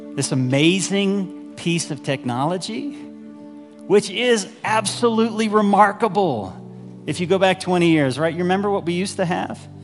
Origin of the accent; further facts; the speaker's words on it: Dallas, Texas, United States; moved away as an adult; also born or lived in Waco, Texas; now in Evergreen, United States; I grew up in North Dallas